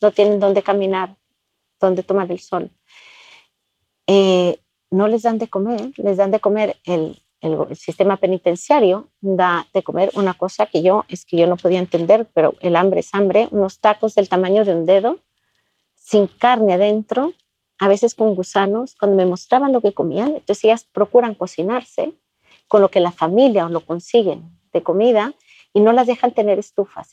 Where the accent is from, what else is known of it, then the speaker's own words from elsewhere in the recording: Guatemala; Yo crecí en Guatemala y estudié en el Colegio Campo Alegre